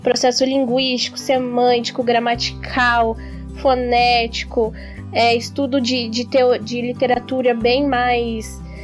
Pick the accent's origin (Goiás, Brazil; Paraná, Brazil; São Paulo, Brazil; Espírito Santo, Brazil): Paraná, Brazil; Curitiba; sou daqui de Curitiba